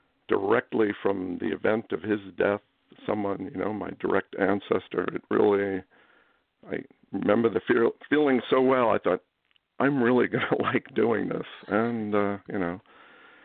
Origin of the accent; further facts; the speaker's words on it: New York City, New York, United States; I was born in Midtown Manhattan at a hospital that no longer exists, like so many, St. Clair's. And I grew up in Queens, in New York City.